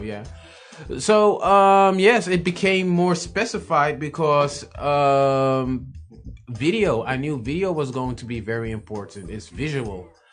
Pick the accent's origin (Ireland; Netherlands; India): Netherlands; Amsterdam, North Holland; Born in Amsterdam, born and raised in Amsterdam